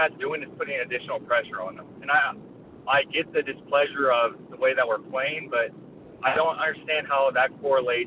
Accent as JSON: {"language": "English", "town": "San Diego", "region": "California", "country": "United States", "tie": "born or raised there", "said": "I'm born and raised in San Diego"}